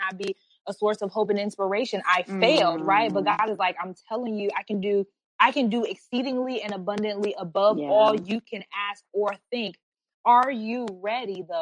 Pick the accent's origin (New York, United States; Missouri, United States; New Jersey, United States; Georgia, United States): Georgia, United States; Atlanta; We live in Atlanta. I'm from Atlanta. For the most part. I'm pretty much a Georgia peach. I've been there most of my life.